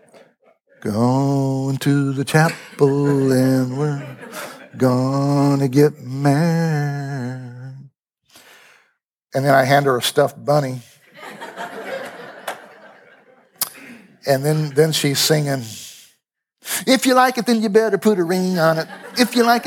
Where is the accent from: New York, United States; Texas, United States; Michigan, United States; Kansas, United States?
Kansas, United States; Lawrence; I'm from Lawrence